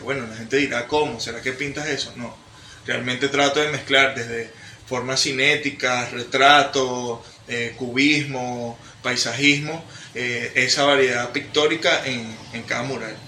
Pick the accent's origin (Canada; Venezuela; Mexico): Venezuela; soy un joven venezolano